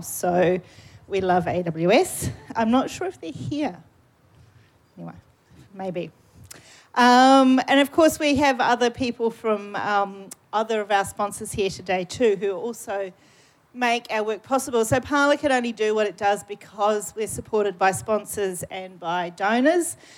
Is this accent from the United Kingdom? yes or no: no; New Zealand; accent: New Zealand; my New Zealand accent